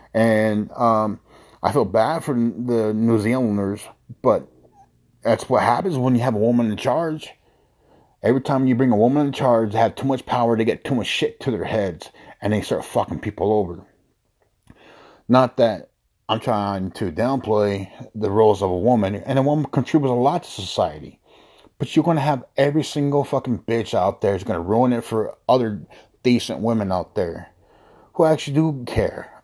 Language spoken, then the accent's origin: English; United States; I was born here in the United States. My father who migrated from Mexico